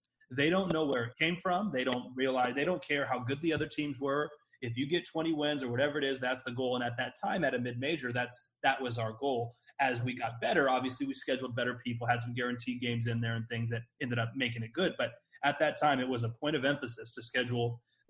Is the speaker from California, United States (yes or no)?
yes; Moreno Valley, California, United States; moved away; growing up in Moreno Valley. My mom still lives there now.